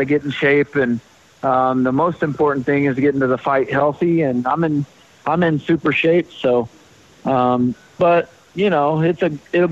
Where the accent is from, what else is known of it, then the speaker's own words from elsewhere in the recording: Knoxville, Tennessee, United States; my hometown gym there, Shield Systems